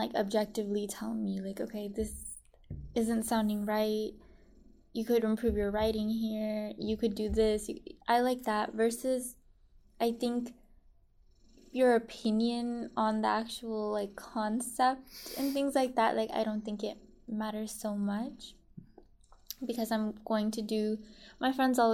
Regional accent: Richmond, California, United States; also born or lived in Fiji; growing up in Richmond, I think that's a big reason why I did like rap as much as I did, because I grew up in a place that, you know, really honored it.

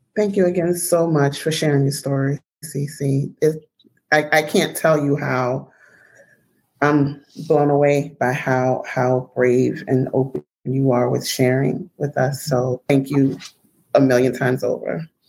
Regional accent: United States; a black woman born in America

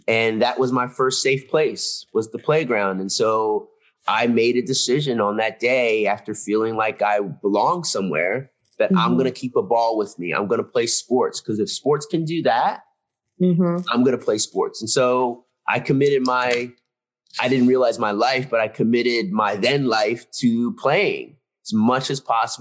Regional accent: outside Philadelphia, Pennsylvania, United States; Ludington Library, right by my house where we grew up outside Philadelphia

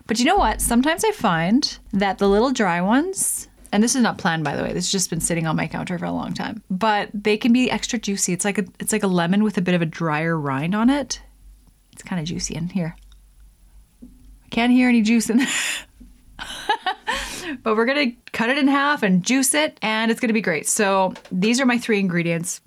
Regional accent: Lethbridge, Alberta, Canada; Southern Alberta, my hometown, Lethbridge.

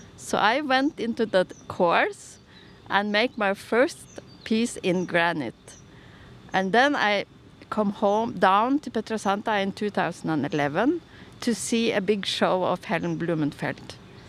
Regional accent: Tønsberg, Vestfold, Norway; I have a Swedish surname. I was born in Vestfold, in Tønsberg. I have four siblings and one twin sister.

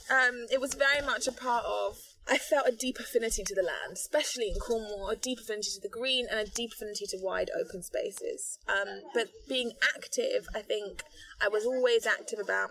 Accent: Ghana; also born or lived in London; when I was nine, we moved to Ghana, where my father is from

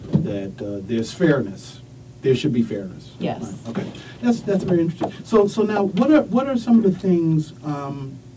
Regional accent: New York, United States; I, I'm, I'm a New Yorker

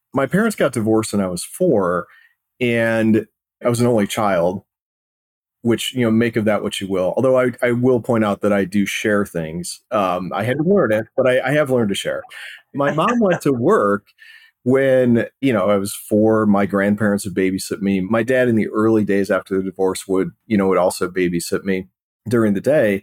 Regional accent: South Holland, Illinois, United States; I grew up in a town called South Holland, Illinois, which is in the south suburbs of Chicago.

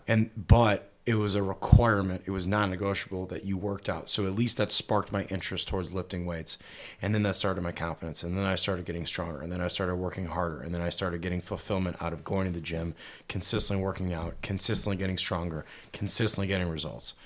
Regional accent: Cleveland, Ohio, United States; moved away as an adult; also born or lived in Dallas, Texas; born and raised in Cleveland, Ohio

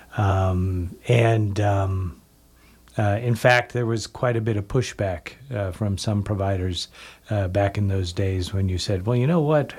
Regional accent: Canby, Oregon, United States; moved away; I grew up, uh, in Canby, Oregon

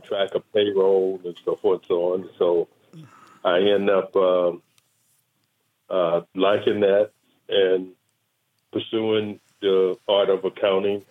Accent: Las Vegas, Nevada, United States; born or raised there; also born or lived in Tallulah, Louisiana

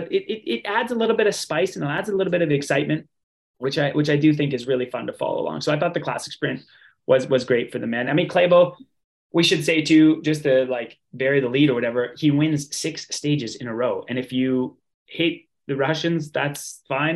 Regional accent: Canada; as a Canadian

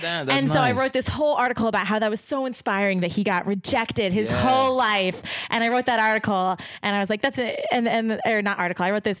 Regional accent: Connecticut, United States; moved away as an adult; also born or lived in Pennsylvania; I'm from Connecticut

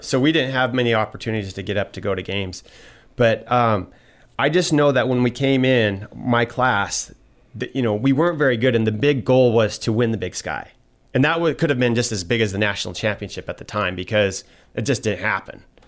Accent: Troy, Montana, United States; it was a neat thing growing up in Troy because, first of all, Troy, some of you may not know, it's a tiny little town

